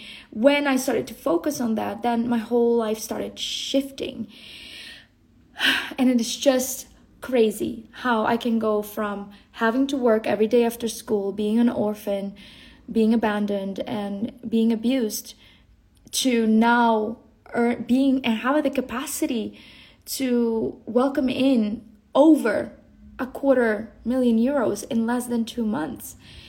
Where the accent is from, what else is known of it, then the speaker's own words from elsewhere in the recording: Colombia; born there; coming from the jungle, you know, I was born in the Colombian jungle.